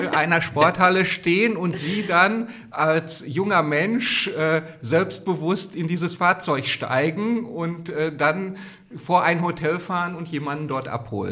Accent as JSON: {"language": "German", "town": "Gelsenkirchen", "region": "North Rhine-Westphalia", "country": "Germany", "tie": "born or raised there", "said": "meine Heimatstadt Gelsenkirchen"}